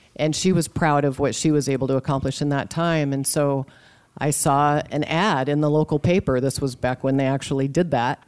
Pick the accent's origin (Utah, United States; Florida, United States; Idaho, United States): Idaho, United States; Boise; now in Sioux City, United States; I grew up just outside Boise, Idaho in the early seventies